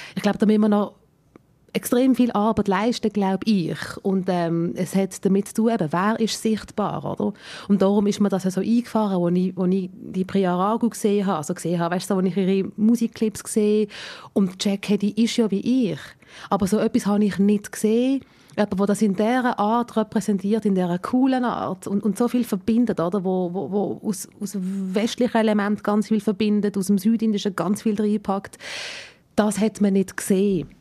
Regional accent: Switzerland; meine indische Herkunft mir genauso wichtig ist wie meine Schweizer Herkunft

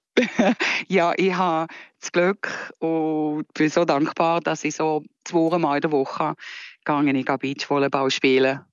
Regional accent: Switzerland; moved away as an adult; now in California, United States; ich eben eine Schweizer Fahrerin bin

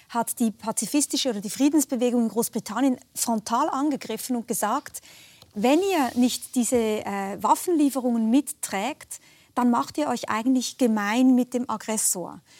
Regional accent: Switzerland; gerne als Schweizerin hier am Tisch

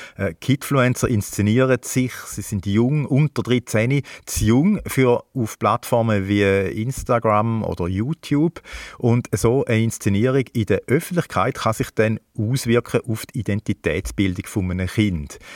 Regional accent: Switzerland; bei uns in der Schweiz

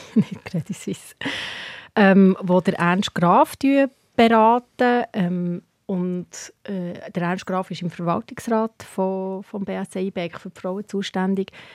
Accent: Hinterkappelen, Bern, Switzerland; ich bin in Hingerkappel aufgewachsen

